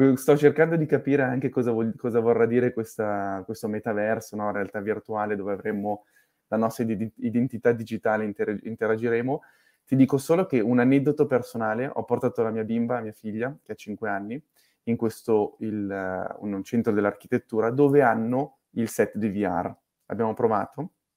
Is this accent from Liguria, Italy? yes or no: no; Milan, Lombardy, Italy; sono nato a Milano